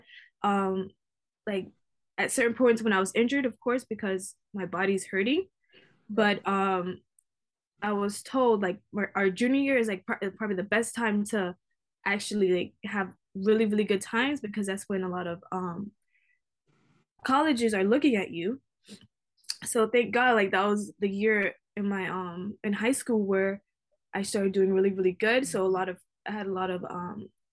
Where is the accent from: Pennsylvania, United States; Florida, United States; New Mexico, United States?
Florida, United States; Miami; I'm from Miami, born and raised